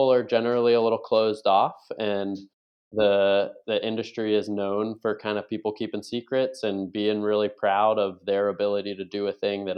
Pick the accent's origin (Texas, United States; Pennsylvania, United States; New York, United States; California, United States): New York, United States; Buffalo; moved away as an adult; now in Virginia Beach, United States; I grew up in Buffalo, New York, primarily